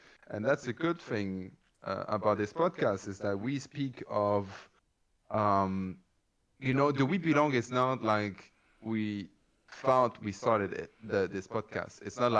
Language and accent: English; Canada; Okay, so I am a chick. I am Canadian.